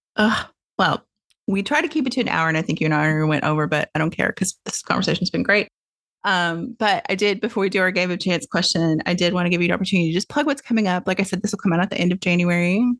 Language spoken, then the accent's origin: English; Tennessee, United States; moved away as an adult; now in California, United States; I grew up in Tennessee